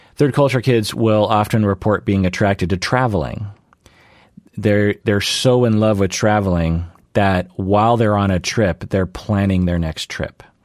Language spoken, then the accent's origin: English; Seattle, Washington, United States; born and raised in the Seattle area